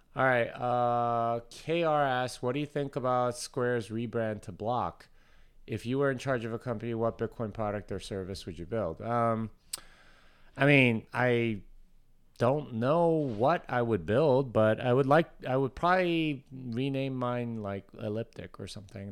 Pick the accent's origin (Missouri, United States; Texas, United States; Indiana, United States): Texas, United States; I'm from Texas, and I want people to know that I'm from Texas